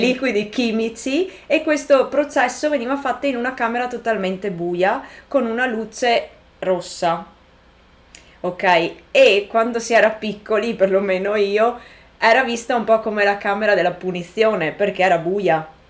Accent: Italy; moved away; del paese in cui sono cresciuta

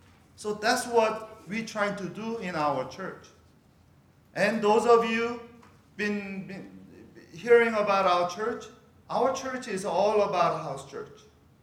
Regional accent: California, United States; because I'm from Northern California. I'm a Bay Area guy.

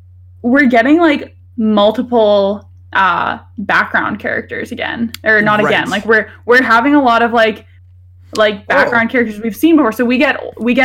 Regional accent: Canada; We're Canadian

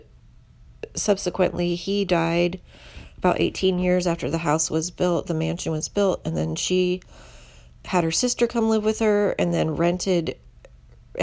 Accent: Indianapolis, Indiana, United States; now in Houston, United States; This involves the neighborhood that I grew up in Indiana, called Irvington. Before I moved to Houston, I lived in Indianapolis.

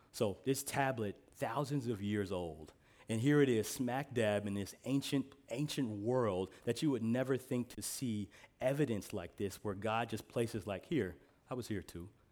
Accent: Midwest, United States; I'm from the Midwest, so we call pop pop

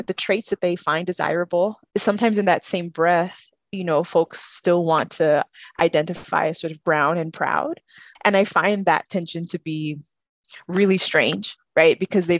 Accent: the South, United States; I feel like I have this conversation a lot with other folks who are born and raised in the South and stayed in the South

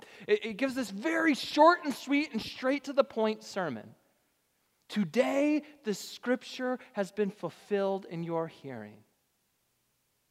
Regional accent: Richmond, Michigan, United States; moved away; my hometown congregation back in Richmond, Michigan.

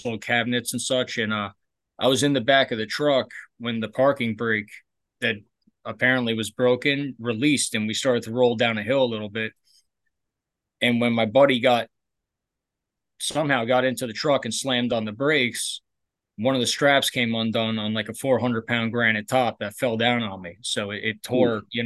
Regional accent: North Bergen, New Jersey, United States; also born or lived in Barnegat, New Jersey; I grew up in I'm from North Jersey originally. I'm from North Bergen, but we moved to a town called Barnegat when I was like 11, 12 years old

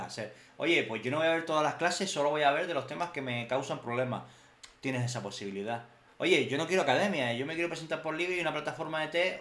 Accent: Canary Islands, Spain; moved away; de prácticas a Canarias me pude ir de prácticas a mi casa, de hecho a mm. mi isla

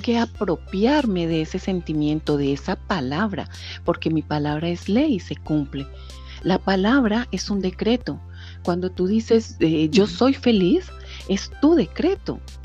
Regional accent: Colombia; now in France; soy colombiana realmente

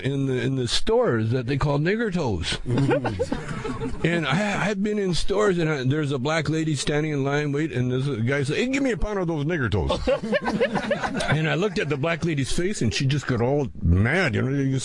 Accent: Calgary, Alberta, Canada; moved away; I grew up in Calgary

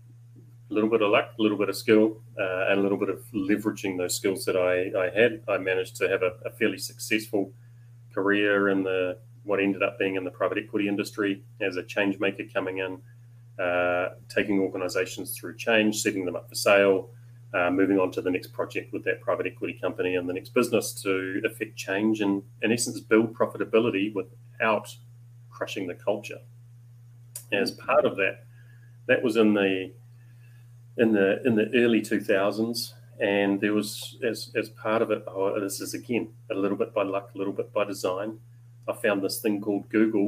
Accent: Papakura, Auckland, New Zealand; a big part of my upbringing was on a farm in the hills up above Papakura in South Auckland

